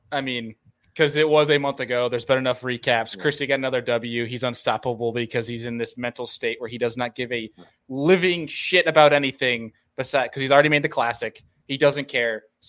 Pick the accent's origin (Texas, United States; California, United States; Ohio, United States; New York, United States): New York, United States; an hour east of Buffalo; now in Buffalo, United States; I'm from an hour east of Buffalo, but I'm in like Buffalo now.